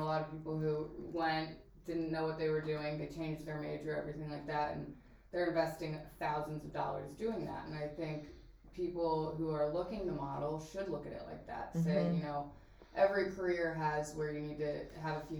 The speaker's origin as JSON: {"language": "English", "town": "Peoria", "region": "Illinois", "country": "United States", "tie": "born or raised there", "said": "I grew up in Peoria, Illinois, which is 2.5 hours south of Chicago"}